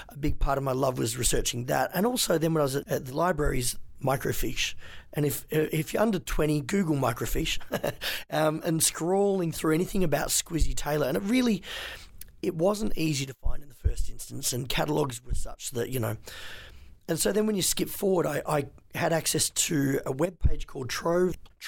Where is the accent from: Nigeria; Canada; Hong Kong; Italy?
Hong Kong; also born or lived in China; I was raised in Hong Kong and China. My parents brought us up there as missionaries